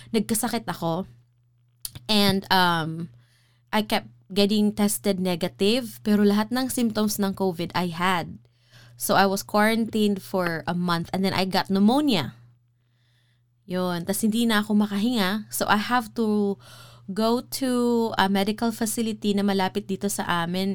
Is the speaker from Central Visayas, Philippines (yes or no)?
yes; Cebu, Central Visayas, Philippines; now in United States; I'm from Cebu